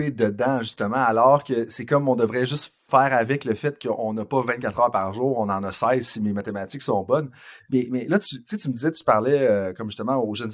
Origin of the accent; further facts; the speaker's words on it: Saint-Georges-de-Beauce, Quebec, Canada; Je viens de Saint-Georges-de-Beauce. Les, les, éditeurs et les auditrices, ils savent. Ça fait 46 fois que je le mentionne.